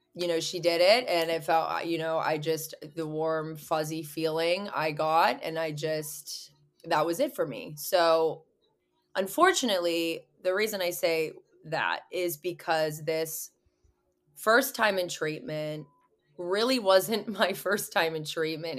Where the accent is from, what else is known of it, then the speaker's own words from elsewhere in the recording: Pittsburgh, Pennsylvania, United States; also born or lived in Orange County, California; I'm from Pittsburgh, Pennsylvania, so I'm across, clear across the map